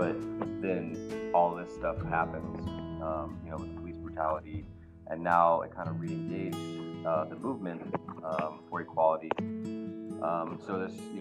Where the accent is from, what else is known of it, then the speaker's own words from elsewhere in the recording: Richmond, California, United States; I grew up in Richmond, not the Richmond district, but East Bay, Richmond